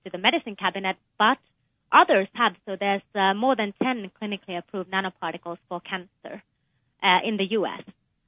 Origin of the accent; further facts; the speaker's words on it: Finland; moved away as an adult; also born or lived in United Kingdom / Texas; now in United States; I was born in Finland, but I also spent some of my childhood in the UK